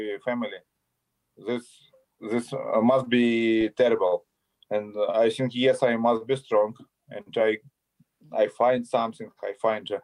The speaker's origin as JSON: {"language": "English", "town": "Kharkiv", "region": "Kharkiv Oblast", "country": "Ukraine", "tie": "born or raised there", "second_language": "English", "said": "I born in Soviet Union and I grew up in Soviet Union. Ukrainian Republic, Soviet Union."}